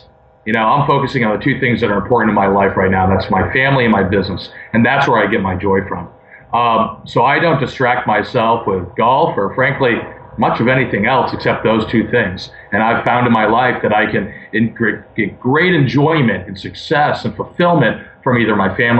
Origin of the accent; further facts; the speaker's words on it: Maine, United States; also born or lived in Baltimore; Actually, I was born in Baltimore, in the heart of downtown Baltimore. Moved to Maine when I was 7.